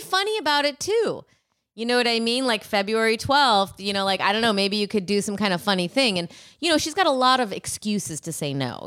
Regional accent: forty-five minutes from Madison, Wisconsin, United States; This is also forty-five minutes from my hometown.

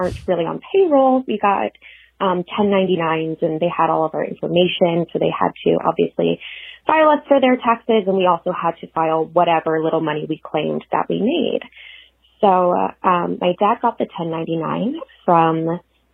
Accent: San Francisco, California, United States; moved away as an adult; also born or lived in Los Angeles; I'm from San Francisco, so moved down here

